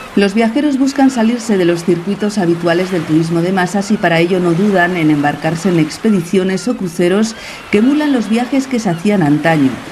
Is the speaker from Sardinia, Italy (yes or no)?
yes; Sardinia, Italy; Nosotros somos una familia de Cerdeña